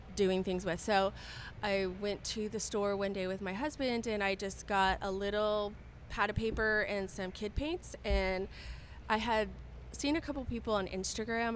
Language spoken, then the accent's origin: English; Southern California, United States; moved away as an adult; also born or lived in Seattle; now in Dallas, United States; I'm originally from Southern California